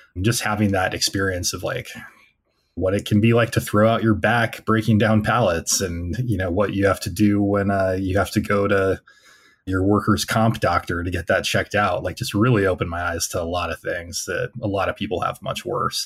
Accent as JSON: {"language": "English", "town": "Temecula", "region": "California", "country": "United States", "tie": "born or raised there", "moved": "as an adult", "lives_now": "Pennsylvania, United States", "said": "I grew up in a rather conservative suburb, Temecula, California"}